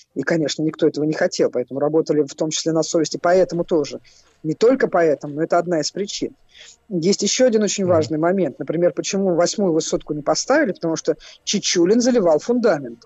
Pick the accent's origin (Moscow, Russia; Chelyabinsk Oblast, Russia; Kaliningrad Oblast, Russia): Moscow, Russia; Я как человек, э, который родился и вырос в Москве